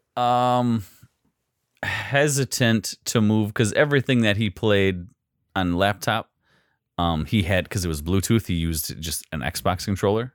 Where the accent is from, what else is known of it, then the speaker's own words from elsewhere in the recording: United States; we're American